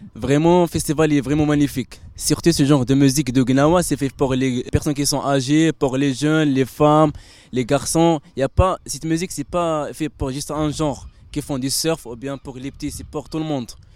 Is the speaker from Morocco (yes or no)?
yes; Morocco; je suis marocain